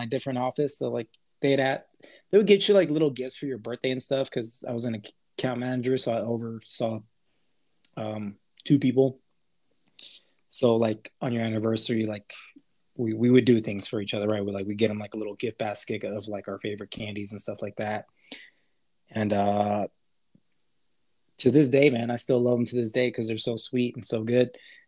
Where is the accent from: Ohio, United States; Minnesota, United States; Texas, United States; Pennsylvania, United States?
Texas, United States; El Paso; where we grew up in El Paso, Texas, it's a border city